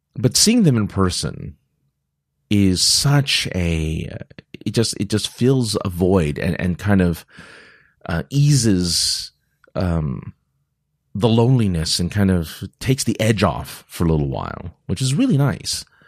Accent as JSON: {"language": "English", "region": "California", "country": "United States", "said": "I'm from California"}